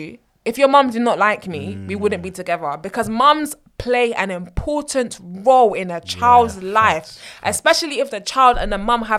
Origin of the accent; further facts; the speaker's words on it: Nigeria; Because obviously, we're Nigerians. Kule. Exactly, we're Nigerian.